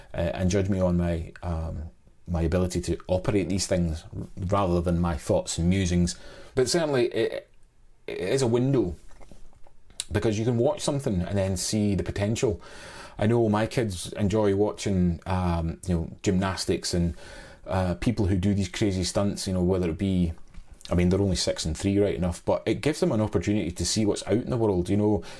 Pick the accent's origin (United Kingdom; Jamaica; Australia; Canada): United Kingdom; Scotland; also born or lived in Saint Helier, Jersey / Oban / Glasgow (parents); I've lived most of my days in, in Scotland